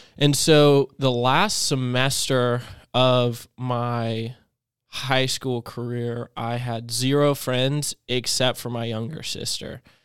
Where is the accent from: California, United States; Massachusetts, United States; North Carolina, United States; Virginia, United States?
North Carolina, United States; Clinton; also born or lived in Chapel Hill, North Carolina; I lived in Chapel Hill. And then when I moved from Chapel Hill to this really small country town, Clinton, North Carolina